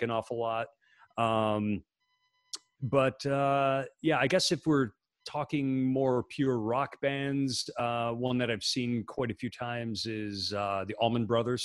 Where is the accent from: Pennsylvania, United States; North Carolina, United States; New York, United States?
New York, United States; Rochester; I'm from Rochester, so not too far from Buffalo.